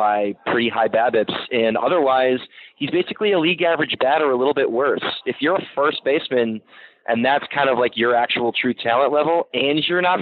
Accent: New England, United States; I grew up in New England

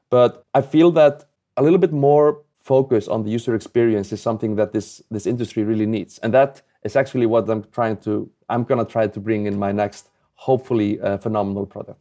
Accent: Iceland; I'm obviously not from the U.S. I'm, I'm from Iceland

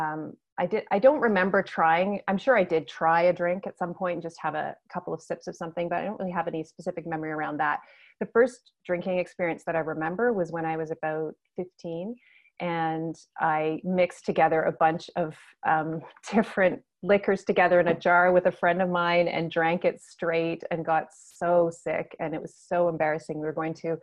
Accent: Nova Scotia, Canada; moved away as an adult; also born or lived in Alberta; So I'm from Nova Scotia in Canada, and I moved to the other side of the country to Alberta

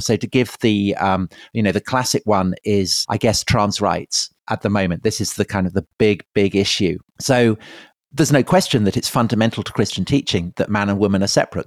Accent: Salisbury, South West England, United Kingdom; I grew up in Wiltshire outside Salisbury

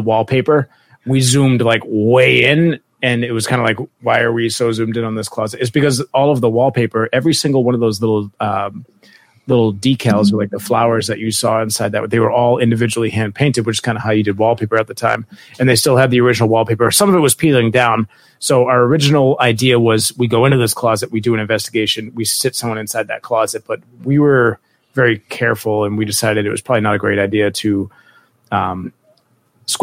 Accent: Marshfield, Massachusetts, United States; Marshfield, our hometown, was a big loyalist town.

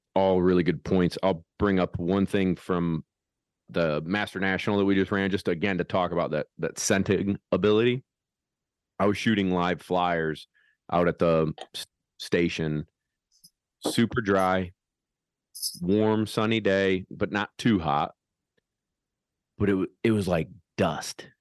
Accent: central New York, United States; we're from central New York

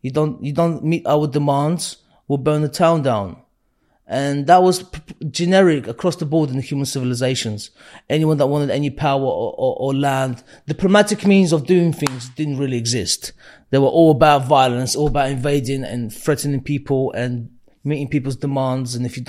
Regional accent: Baku, Azerbaijan; born there; So, I was born in 86 in Baku. It's the capital of Azerbaijan.

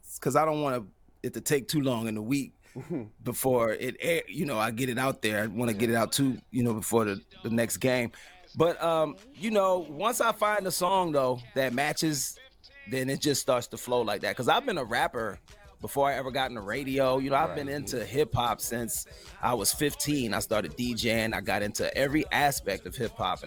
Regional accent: Cleveland, Ohio, United States; moved away as an adult; also born or lived in Baltimore, Maryland; I was raised in Cleveland, Ohio

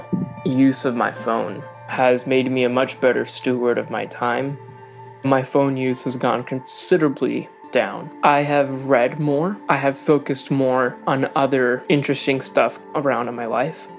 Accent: Puerto Rico; moved away; I'm from Puerto Rico.

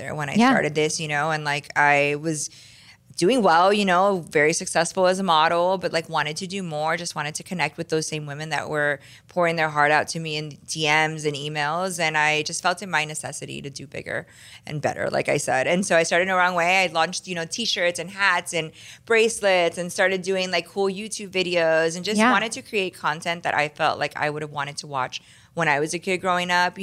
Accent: Miami, Florida, United States; now in California, United States; I grew up in Miami

